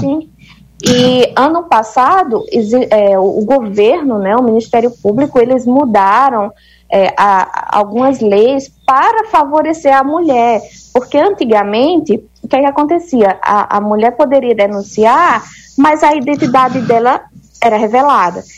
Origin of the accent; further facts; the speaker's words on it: Campina Grande, Paraíba, Brazil; moved away as an adult; now in Egypt; Eu sou de Campina Grande, na Paraíba